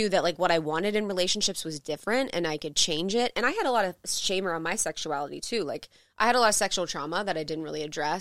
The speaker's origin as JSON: {"language": "English", "region": "Ohio", "country": "United States", "tie": "born or raised there", "said": "where I grew up in Ohio"}